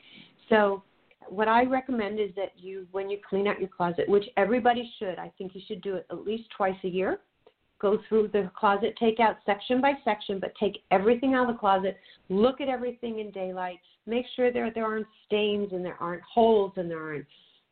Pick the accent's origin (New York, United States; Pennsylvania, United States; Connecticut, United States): New York, United States; now in California, United States; even though you and I live in California, I'm a New Yorker, I still swap out my closets.